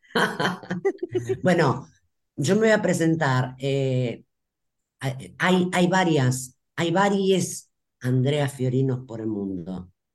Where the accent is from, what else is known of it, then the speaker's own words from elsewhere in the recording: Rosario, Santa Fe, Argentina; Yo soy de Rosario, la República de Rosario